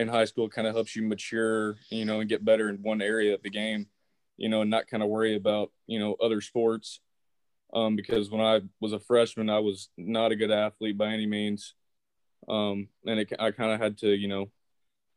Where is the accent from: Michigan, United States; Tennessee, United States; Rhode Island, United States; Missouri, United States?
Tennessee, United States; Mount Juliet; moved away as an adult; I'm from Mount Juliet, Tennessee, which is about 20 minutes outside of Nashville